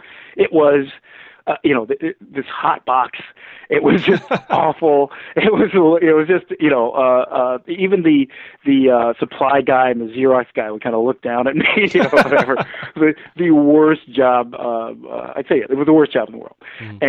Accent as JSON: {"language": "English", "town": "Detroit", "region": "Michigan", "country": "United States", "said": "I'm coming from Detroit, African-American from, you know, whatever. And this great, like, clash of cultures for me. So immediately I'm kind of learning. I had to lose my accent."}